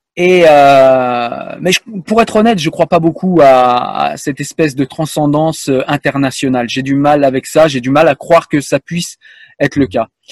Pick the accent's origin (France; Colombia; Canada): France; je suis français